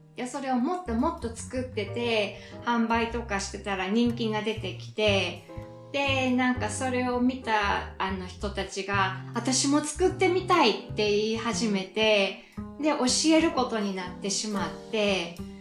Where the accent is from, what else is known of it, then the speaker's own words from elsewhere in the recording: Fukui, Japan; also born or lived in Osaka / Canada; now in Australia; もともと福井出身